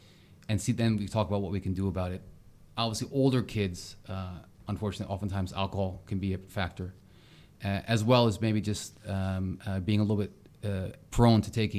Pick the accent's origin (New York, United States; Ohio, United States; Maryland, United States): Maryland, United States; Ocean City; And I grew up near Ocean City, Maryland. So I'm going to give a little shout out to my old hometown.